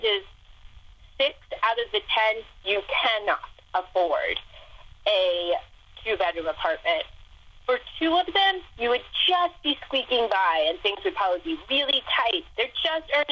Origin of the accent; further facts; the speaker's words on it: Ohio, United States; moved away; come back to my home state